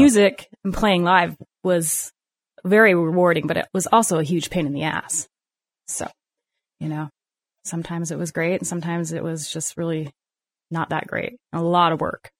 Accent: Salt Lake City, Utah, United States; moved away as an adult; now in Gunlock, United States; I'm from Salt Lake

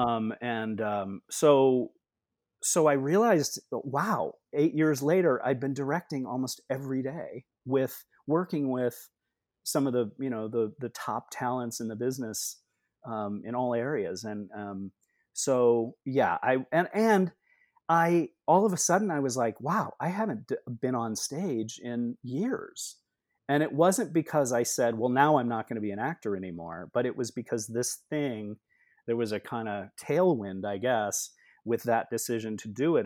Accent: Rockford, Illinois, United States; now in New York City, United States; I grew up in Rockford, Illinois

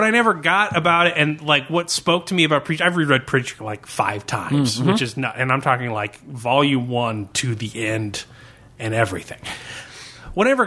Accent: United States; born or raised there

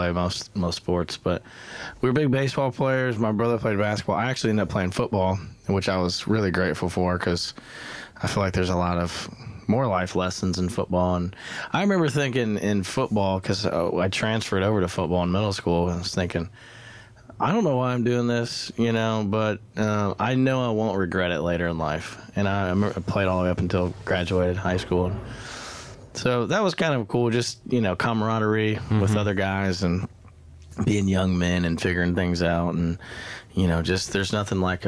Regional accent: Indianapolis, Indiana, United States; now in Nashville, United States; I'm a Yankee. I'm from Indiana

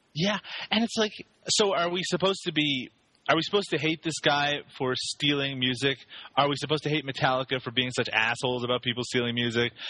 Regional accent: Canada; I am Canadian

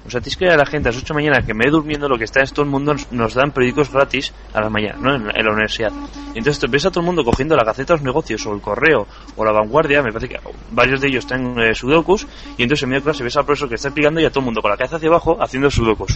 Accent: Navarre, Spain; yo en cambio soy de Navarra

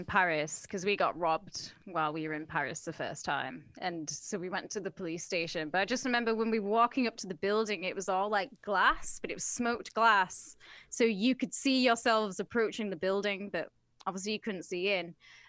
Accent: England, United Kingdom; we're bloody English, mate.

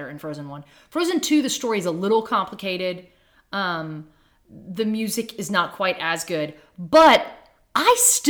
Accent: Texas, United States; I'm from Texas

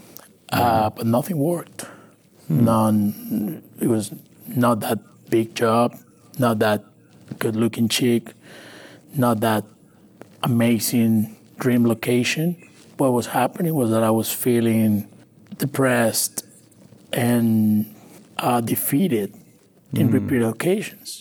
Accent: Maracaibo, Zulia, Venezuela; English is a second language; moved away as an adult; also born or lived in Valencia, Venezuela / Colombia; now in Houston, United States; My family's from Colombia, but I'm born and raised in Venezuela

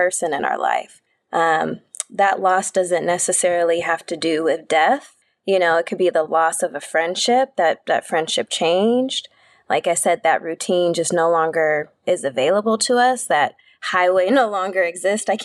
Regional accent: Southern California, United States; I'm born and raised in Southern California.

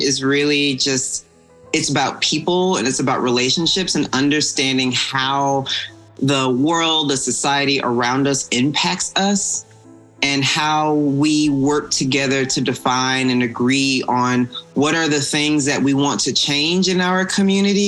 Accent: Atlanta, Georgia, United States; I'm from Atlanta, Georgia

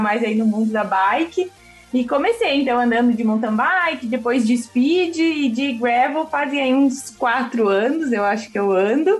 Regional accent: Rio Grande do Sul, Brazil; moved away as an adult; now in São Paulo, Brazil; eu sou gaúcha, né, já faz aí alguns anos que eu moro em São Paulo

